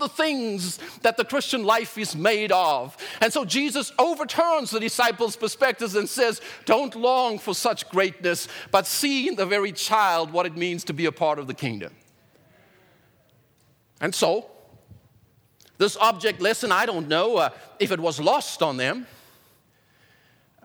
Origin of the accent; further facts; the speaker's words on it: South Africa; in South Africa growing up